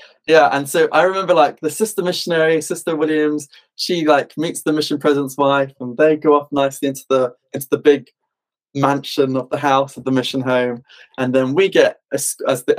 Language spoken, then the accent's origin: English; United Kingdom; being British